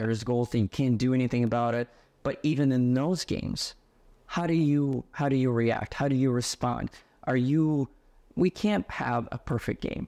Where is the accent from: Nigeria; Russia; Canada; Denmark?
Russia; Yaroslavl, Yaroslavl Oblast; moved away as an adult; now in United States; I was growing up in Yaroslavo, Russia